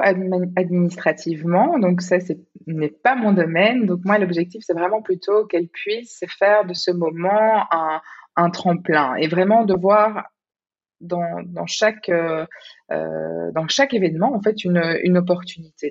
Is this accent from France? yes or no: no; Belgium; moved away as an adult; now in Singapore; je suis belge